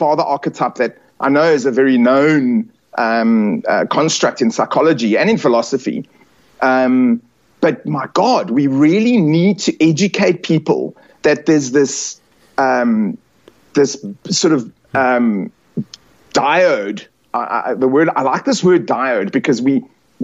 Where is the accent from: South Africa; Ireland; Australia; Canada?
South Africa; I'm South African. And I'm as you can see, I'm very South African. I'm Italian as well. I suppose I'm culturally Italian, but South African in sort of my patriotism.